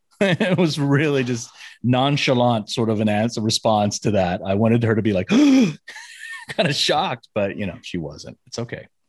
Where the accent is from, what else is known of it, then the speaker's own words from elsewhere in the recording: Memphis, Tennessee, United States; now in Las Vegas, United States; growing up in Memphis, Tennessee